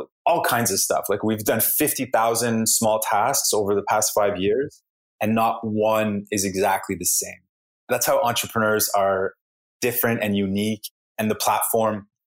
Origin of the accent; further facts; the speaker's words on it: Canada; also born or lived in Montreal; I'm from Canada.